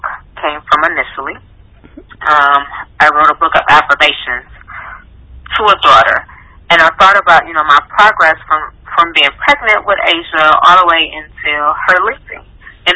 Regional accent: Cleveland, Ohio, United States; I grew up in Cleveland, Ohio.

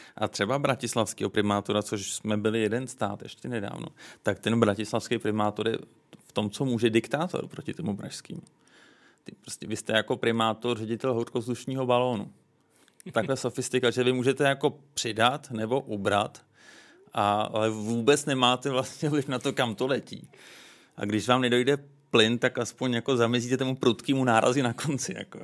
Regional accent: Prague, Czechia; Já jsem vyrůstal v ulicích Vinohrad

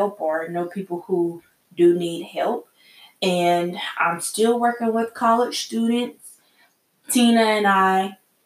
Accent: South Carolina, United States; I'm from South Carolina

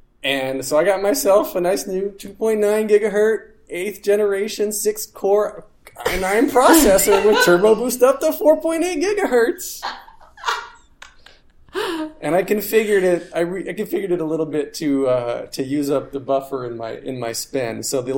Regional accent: North Carolina, United States; now in New York, United States; North Carolina.

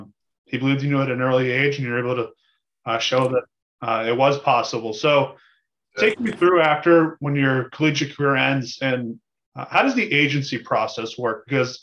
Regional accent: Bedford, Massachusetts, United States; I'm from Bedford, Massachusetts, so not far down the road.

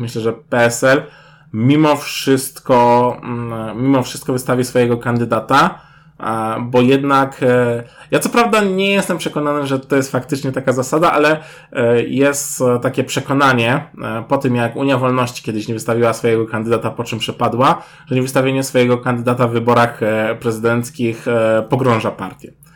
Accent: Kraków, Lesser Poland, Poland; jesteśmy z Krakowa

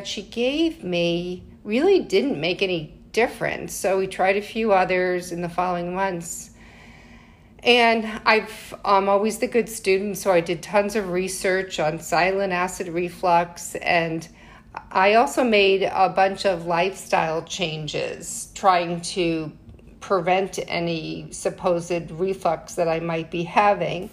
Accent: Connecticut, United States; now in New York City, United States; I'm originally from Connecticut. I'm living in New York City now, but I'm not a true New Yorker

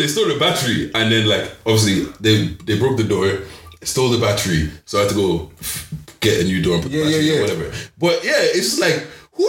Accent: Cork, Munster, Ireland; Here, I'm from Cork, buddy. I'm from Cork, buddy.

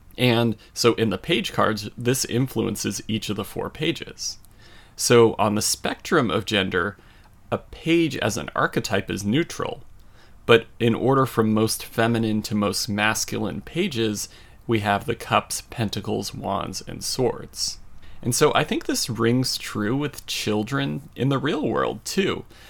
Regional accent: Colorado, United States; my hometown in Colorado

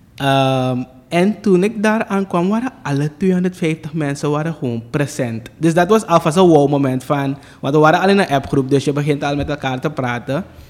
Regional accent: Suriname; ik heb mijn ehm, tienerjaren doorgebracht op uh, eh, ADEC, hier in Suriname

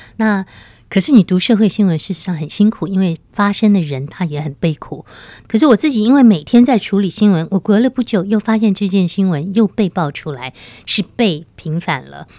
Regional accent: Taipei, Taiwan; 我们台北人

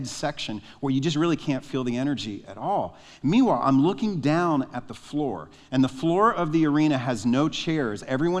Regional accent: Nashville, Tennessee, United States; I'm from Nashville

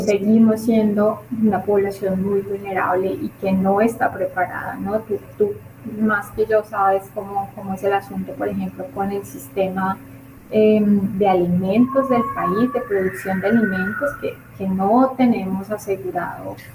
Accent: Colombia; nosotros como colombianos

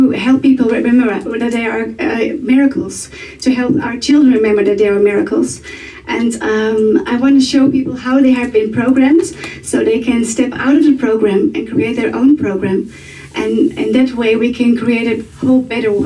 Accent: Netherlands; I'm from the Netherlands

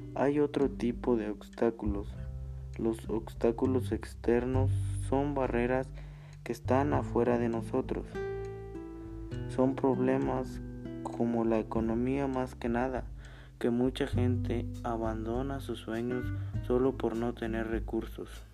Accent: San Miguel Xochitla, Igualtepec, Puebla, Mexico; Soy de San Miguel Sosutla, Gualtepe Puebla

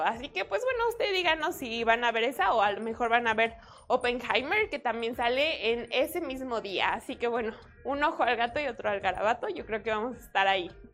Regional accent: Mexico; soy mexicana

